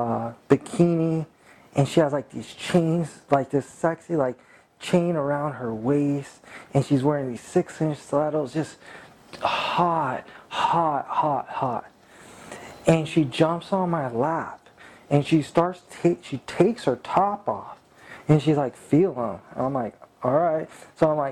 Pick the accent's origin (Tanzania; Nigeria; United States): United States; California; I'm from California